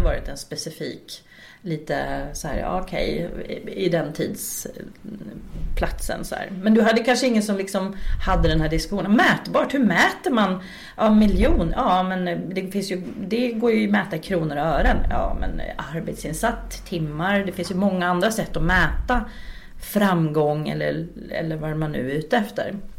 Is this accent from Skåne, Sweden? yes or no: no; Uppsala, Uppsala County, Sweden; born or raised there; moved away as an adult; also born or lived in Östersund; now in Stockholm, Sweden